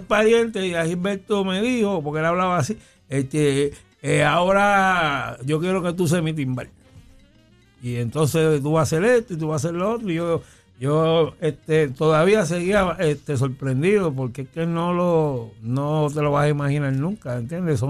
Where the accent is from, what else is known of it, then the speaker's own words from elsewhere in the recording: San Juan, Puerto Rico; yo soy natural, natural, natural de Villa Palmera